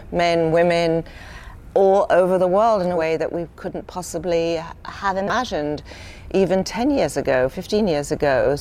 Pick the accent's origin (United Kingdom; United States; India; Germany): United Kingdom; moved away; when I was a young girl growing up in Britain